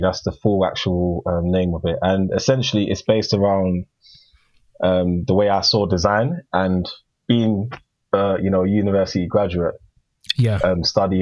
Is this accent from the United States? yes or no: no; United Kingdom; I'm UK born, but yes, I'm Ghanaian. And growing up in school, going to school, learning about history, it was always Greek and Roman culture